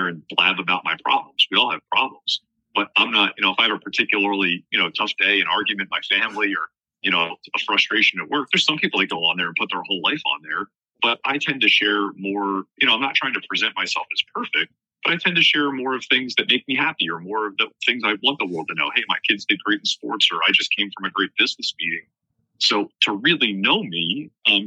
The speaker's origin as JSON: {"language": "English", "region": "New Jersey", "country": "United States", "tie": "born or raised there", "moved": "as an adult", "lives_now": "Florida, United States", "said": "I grew up in New Jersey"}